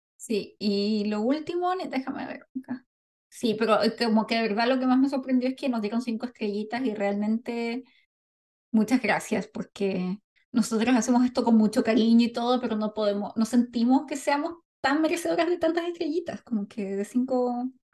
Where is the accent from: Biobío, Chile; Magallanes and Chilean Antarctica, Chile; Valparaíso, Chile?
Valparaíso, Chile; Somos chilenas